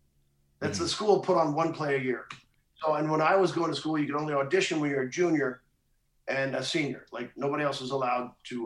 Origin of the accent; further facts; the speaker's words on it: a very small town in Missouri, United States; I from a very small town in Missouri.